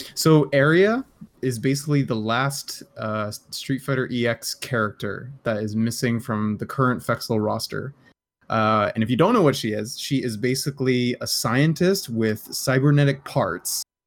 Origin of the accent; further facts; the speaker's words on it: Canada; I'm Canadian